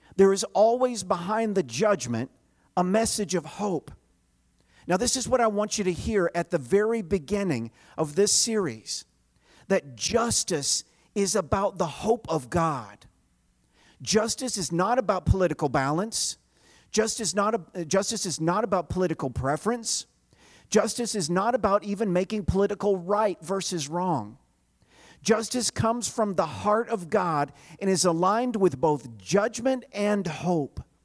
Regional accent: Chattanooga, Tennessee, United States; I grew up in the South in the shadow of this mountain. It is Look Out Mountain in Chattanooga, Tennessee

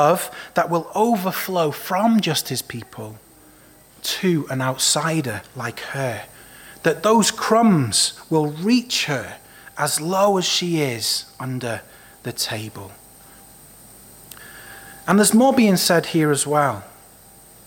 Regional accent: Wales, United Kingdom; Growing up in Wales, we were often told the inspirational story of Mary Jones

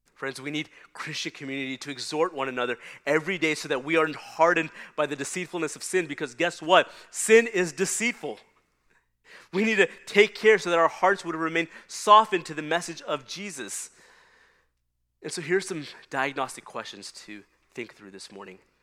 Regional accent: Texas, United States; we had the work of trying to uh, till and prepare the hard Texas soil

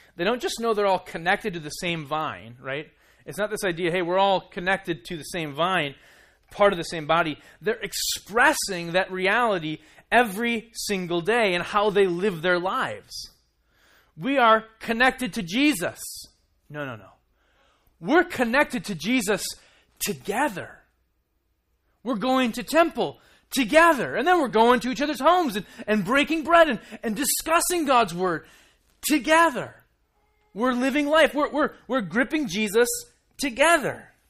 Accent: Minnesota, United States; moved away as an adult; now in Kansas City, United States; we're from Minnesota

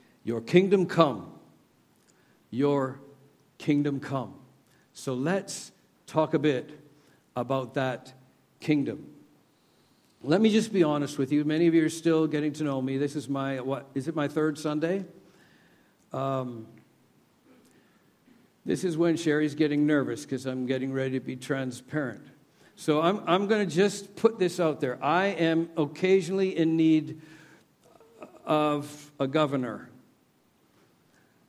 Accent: Canada; moved away; I'm from Canada. I grew up with the sun never sets on the British Empire

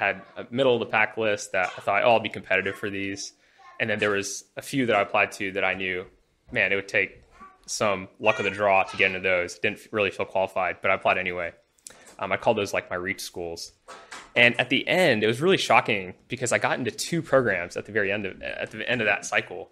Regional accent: Huntsville, Alabama, United States; moved away as an adult; also born or lived in India; now in Houston, United States; I grew up in Huntsville, Alabama

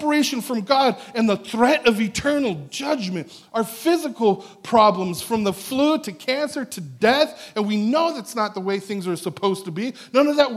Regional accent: National City, California, United States; now in Escondido, United States; I'm from National City

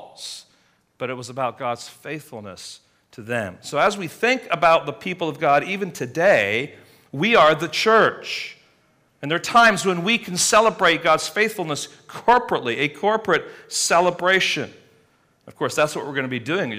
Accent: England, United Kingdom; moved away; growing up in England

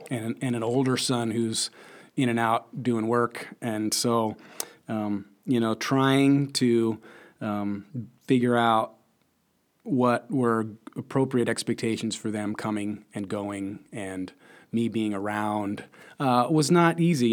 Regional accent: Lincoln, Nebraska, United States; also born or lived in Chicago; I'm from Lincoln, Nebraska, born and raised, uh, right here

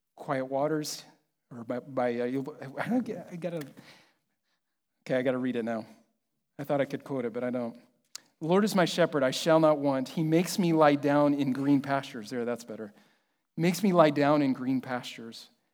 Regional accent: Kansas City, United States; I'm from Kansas City

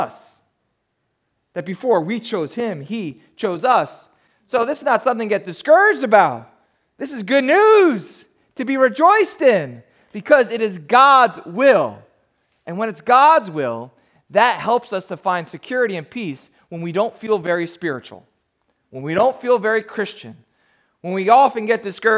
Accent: New Jersey, United States; I grew up down in South Jersey

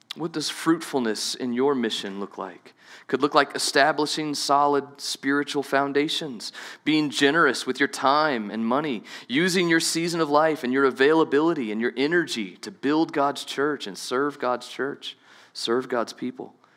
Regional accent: New Orleans, Louisiana, United States; moved away; I grew up in Southeast Louisiana. Maybe you didn't know that. I'm from New Orleans

